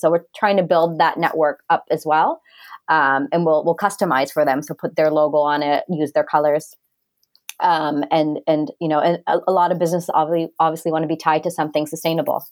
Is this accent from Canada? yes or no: yes; Canada; my background's actually Indian, but I've never I I didn't grow up in India. I grew up in Canada